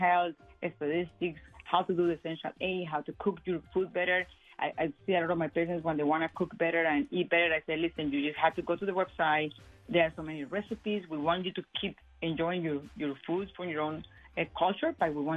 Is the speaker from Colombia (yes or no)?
yes; Colombia; moved away; I am Hispanic. I am from Colombia